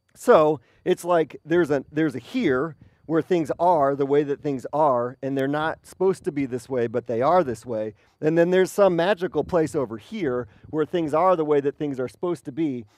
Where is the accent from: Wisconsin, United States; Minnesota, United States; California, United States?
Wisconsin, United States; moved away; I have great memories of growing up in Wisconsin